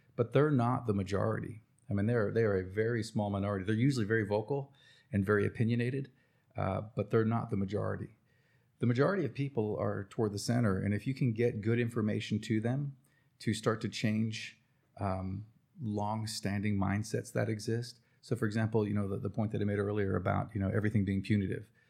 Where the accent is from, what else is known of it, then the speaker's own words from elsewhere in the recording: New Jersey, United States; now in Cherokee, North Carolina, United States; Mom took my sister and I to New Jersey